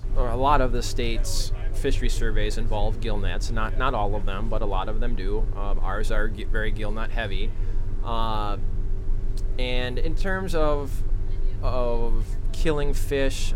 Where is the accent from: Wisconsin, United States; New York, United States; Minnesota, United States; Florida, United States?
Minnesota, United States; Becker; I'm from a town called Becker, Minnesota. Uh, it's down in central Minnesota